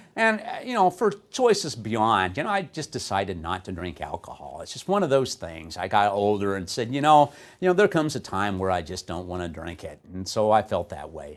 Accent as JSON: {"language": "English", "region": "Texas", "country": "United States", "said": "I'm from Texas"}